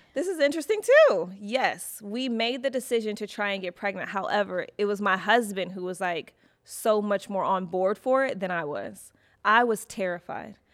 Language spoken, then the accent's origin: English; Detroit, Michigan, United States; moved away as an adult; also born or lived in Chicago / New York; now in Los Angeles, United States; I lived in Chicago for, for school, but I'm originally from Detroit.